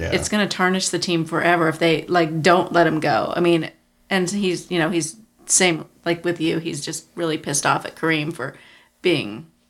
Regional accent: Manhattan, Kansas, United States; I grew up in Manhattan

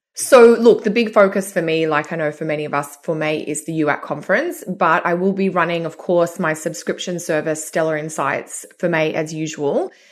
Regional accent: Sydney, New South Wales, Australia; moved away; I'm here, uh, in Sydney in my old childhood bedroom

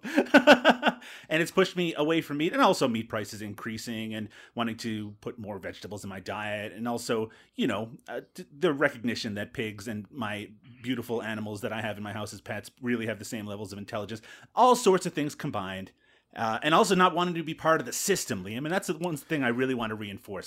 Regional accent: Canada; here in my home country of Canada

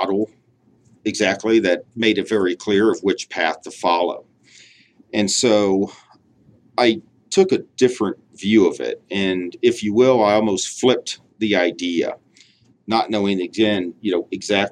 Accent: Tulsa, Oklahoma, United States; also born or lived in Chicago area, Illinois; I grew up in Tulsa. Had moved there after I was born. I was born in a little town outside of Chicago

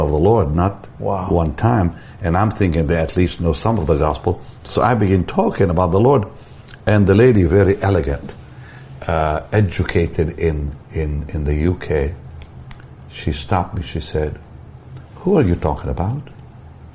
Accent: Israel; moved away; I'm from Israel

